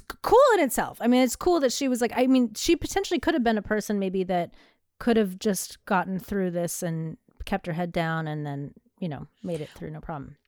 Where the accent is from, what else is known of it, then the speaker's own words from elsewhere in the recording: United States; as an American